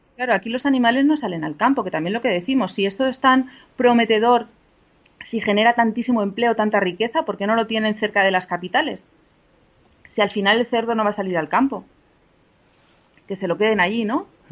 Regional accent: Pozuelo, Castilla-La Mancha, Spain; aquí en mi pueblo, en Pozuelo, que es un pueblo de Albacete

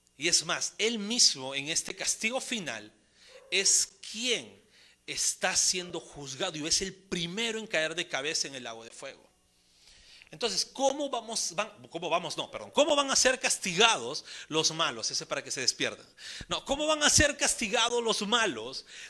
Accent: Peru; como buenos peruanos que somos

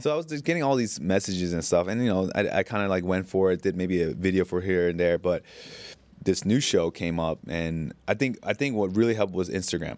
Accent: United States; moved away as an adult; now in Bangkok, Thailand; being an Asian kid growing up in America

